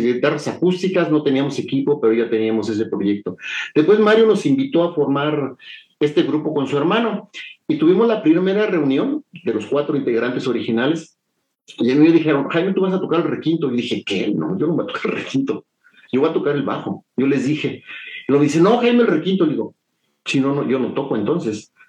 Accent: San Juan del Río, Querétaro, Mexico; moved away as an adult; also born or lived in Mexico City (Coyoacán) / Acapulco, Guerrero / Chilpancingo, Guerrero; mi primera infancia y después em, mi familia se mudó a, a, San Juan del Río

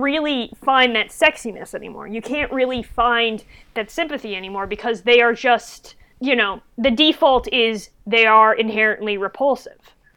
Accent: Connecticut, United States; my home state of Connecticut

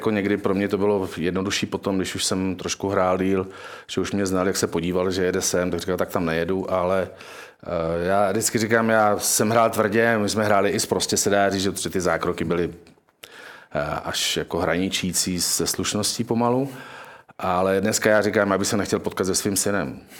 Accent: Bruntál, Moravian-Silesian Region, Czechia; No. Já jsem z Bruntálu.

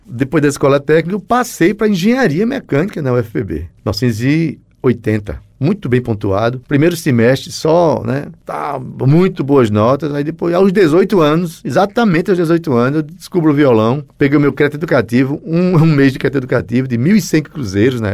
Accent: Itabaiana, Brazil; moved away; also born or lived in Jaguaribe; Itabaiana eu trago, né, as relações de infância

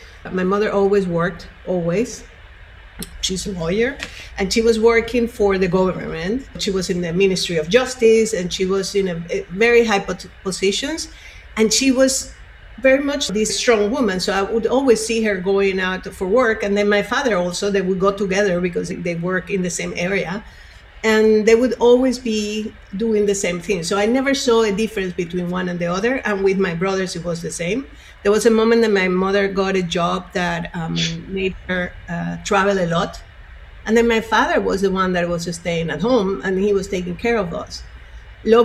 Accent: Caracas, Capital District, Venezuela; moved away; I grew up in Venezuela, in Caracas.

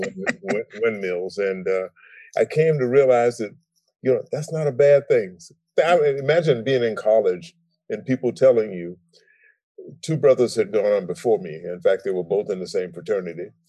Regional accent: Savannah, Georgia, United States; I grew up in Savannah, Georgia

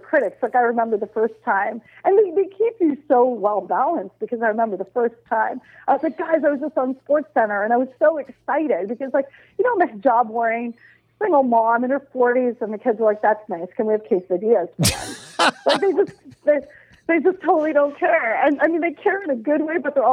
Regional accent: Nova Scotia, Canada; I'm from Nova Scotia.

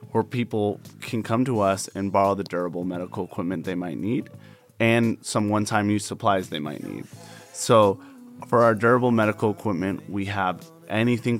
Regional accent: Las Vegas, Nevada, United States; I grew up here as a Las Vegas local. This community means a lot to me. Okay. It's my hometown.

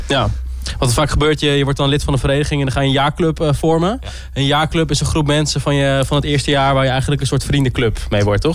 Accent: Groningen, Netherlands; ik kom zelf uit Groningen, dus ik ken hier ook al mensen

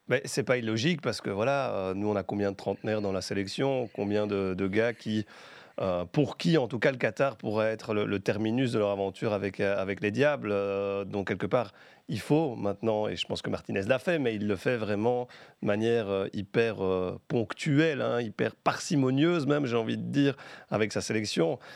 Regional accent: Belgium; quand on est belge

